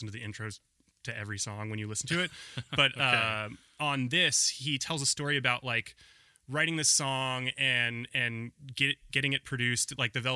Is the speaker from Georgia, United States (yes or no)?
no; Portland, Oregon, United States; also born or lived in Ohio; I grew up in Portland. So this was in Southwest Portland.